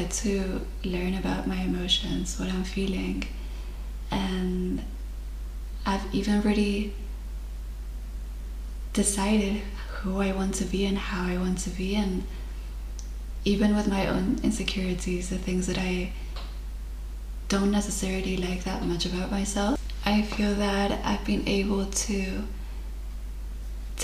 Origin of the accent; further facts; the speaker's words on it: Mallorca, Balearic Islands, Spain; English is a second language; moved away as an adult; I am originally from Spain, Mallorca, and I'm currently living abroad.